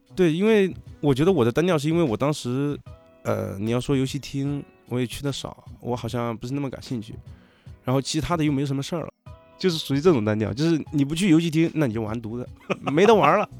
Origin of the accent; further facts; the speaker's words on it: Chongqing, China; moved away; 我来自重庆